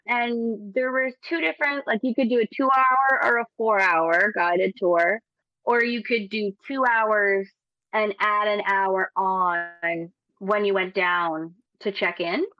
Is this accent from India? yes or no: no; Nova Scotia, Canada; I'm from Nova Scotia